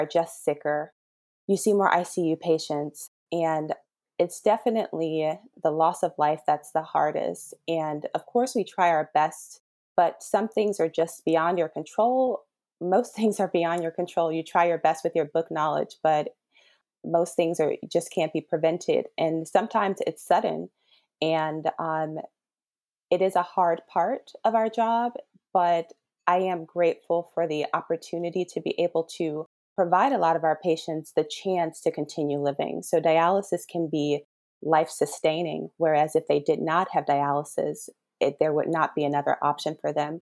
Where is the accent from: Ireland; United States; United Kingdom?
United States; Harvey, Illinois; moved away as an adult; now in Los Angeles, United States; I grew up in a place called Harvey, Illinois